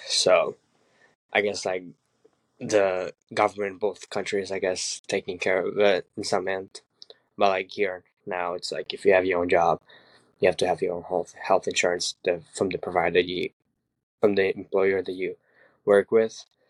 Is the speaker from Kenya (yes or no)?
no; Ukraine; moved away; I'm 24, and I was born in Ukraine